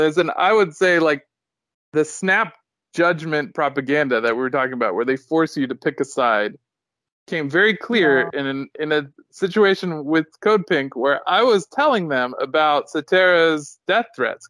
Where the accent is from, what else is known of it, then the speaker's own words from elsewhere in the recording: United States; as an American living through 9/11